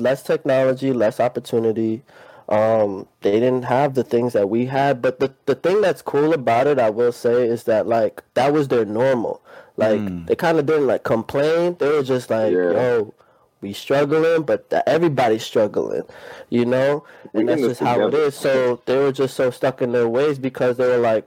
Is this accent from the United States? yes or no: yes; New York City, New York, United States; now in Wallingford, United States; I'm from Queens, New York, and I'm currently in Wallingford, Connecticut.